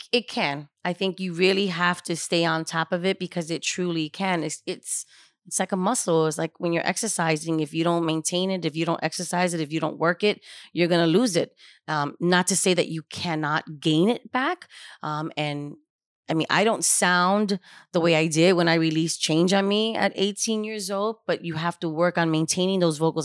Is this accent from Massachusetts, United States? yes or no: no; New York City, New York, United States; was born and raised in Spanish Harlem